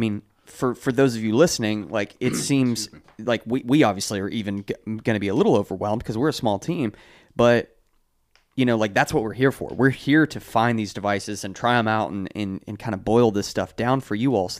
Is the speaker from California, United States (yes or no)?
no; New Hampshire, United States; Yeah, I'm from New Hampshire.